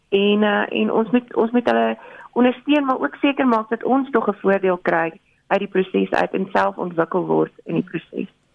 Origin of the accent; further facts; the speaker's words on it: South Africa; ons is Suid-Afrikaners